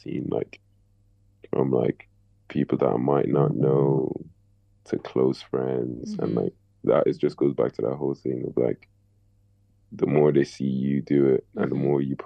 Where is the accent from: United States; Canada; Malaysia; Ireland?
Ireland; Dublin, Leinster; we're from Dublin as well